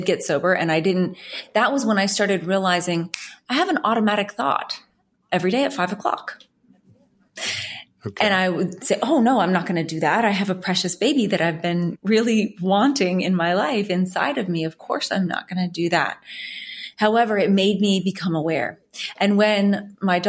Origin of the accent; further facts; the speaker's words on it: New Orleans, Louisiana, United States; I'm originally from New Orleans